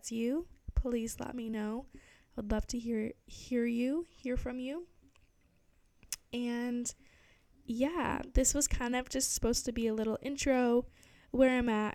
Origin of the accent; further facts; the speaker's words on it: Barrington, Rhode Island, United States; moved away as an adult; also born or lived in Providence, Rhode Island; now in Cape Cod, United States; I grew up in Barrington, Rhode Island